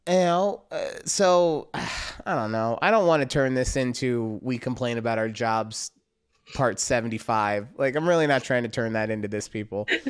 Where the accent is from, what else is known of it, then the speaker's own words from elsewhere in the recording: Las Vegas, Nevada, United States; moved away; growing up in Vegas